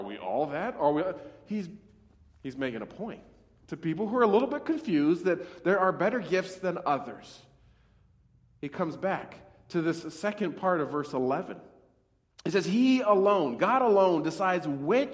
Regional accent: Montana, United States; moved away; I grew up in Montana, and I worked with cattle branding

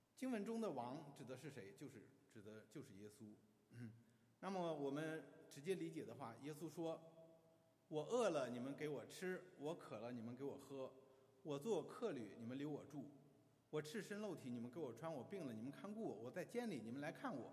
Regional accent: China; 在我们中国人的观念当中

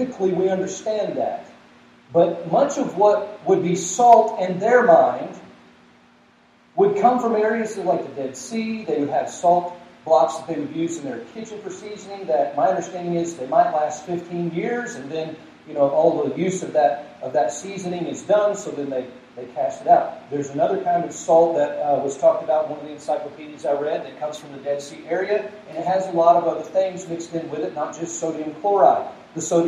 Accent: Georgia, United States; now in Broomfield, United States; I grew up in Georgia

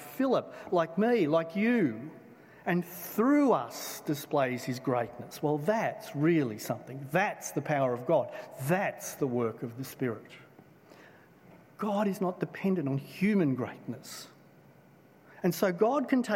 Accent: Blacktown, New South Wales, Australia; I grew up in Blacktown

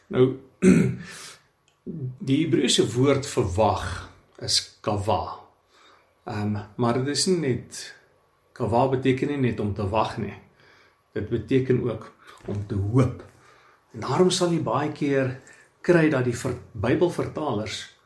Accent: South Africa; ons as blanke Suid-Afrikaners

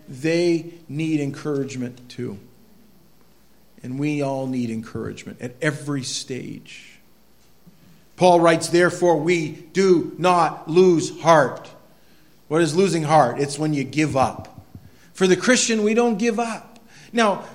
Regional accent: Quimby, Maine, United States; moved away; I grew up there. I grew up right in Quimby

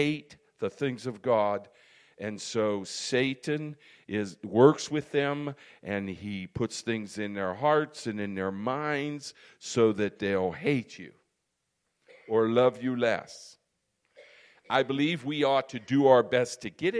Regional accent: United States; I'm an American

